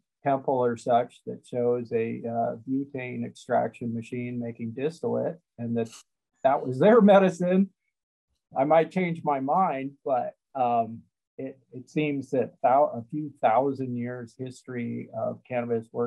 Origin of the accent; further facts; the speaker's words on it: Missouri, United States; I grew up in Missouri